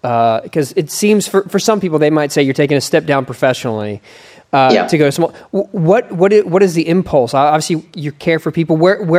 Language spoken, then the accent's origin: English; Philadelphia, Pennsylvania, United States; moved away; also born or lived in rural Southeast Ohio; I was born in Philadelphia, then I moved to rural Southeast Ohio.